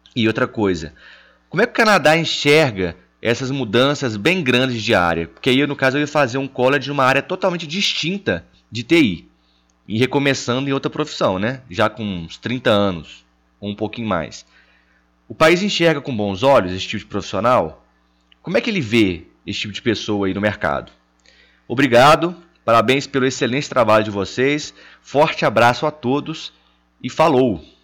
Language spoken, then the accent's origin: Portuguese; Belo Horizonte, Minas Gerais, Brazil; eu sou de Belo Horizonte